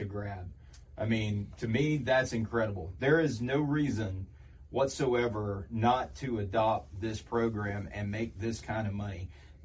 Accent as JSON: {"language": "English", "country": "United States", "said": "Now, I am from Polk County. I did get my education from here"}